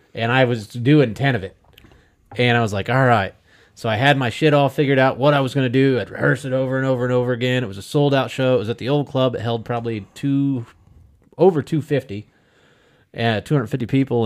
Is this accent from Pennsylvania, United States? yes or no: no; central Illinois, United States; now in Wichita, United States; I grew up in Illinois. I grew up in kinda like one of those, it wa, I, I don't wanna call it really a border town. It was right smack dab in the middle of Illinois